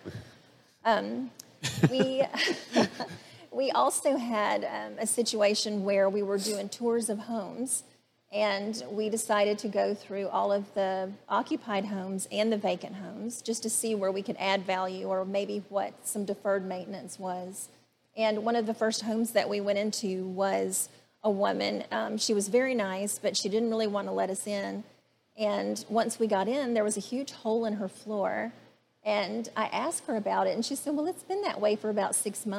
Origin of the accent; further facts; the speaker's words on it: Atlanta, Georgia, United States; growing up in Midtown Atlanta